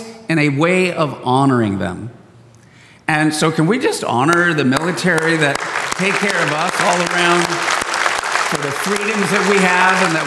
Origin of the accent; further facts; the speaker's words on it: San Diego, California, United States; I was born and raised in San Diego